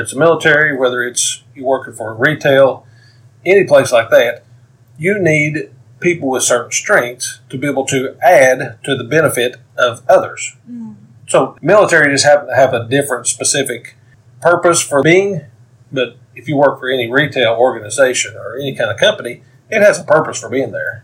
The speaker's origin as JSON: {"language": "English", "town": "Knoxville", "region": "Tennessee", "country": "United States", "said": "I am from Knoxville, Tennessee"}